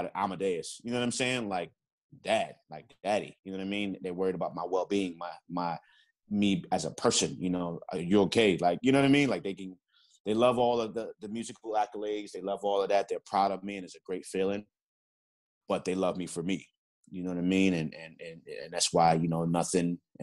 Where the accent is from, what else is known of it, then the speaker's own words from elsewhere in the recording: New York City, New York, United States; growing up in the Bronx